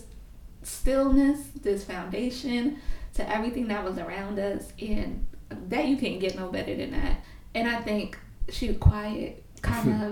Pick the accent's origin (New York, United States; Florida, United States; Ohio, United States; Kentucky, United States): New York, United States; New York City; moved away as an adult; now in Laurelton, United States; I'm Puerto Rican, and I grew up in Brownsville, a light-skinned Puerto Rican with long curly hair. And I grew up in Brownsville in the 90s